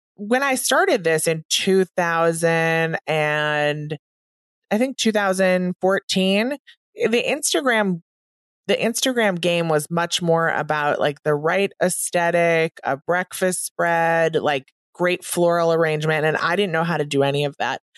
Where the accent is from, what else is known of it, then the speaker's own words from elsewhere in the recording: Wisconsin, United States; moved away as an adult; now in New York, United States; I grew up in Wisconsin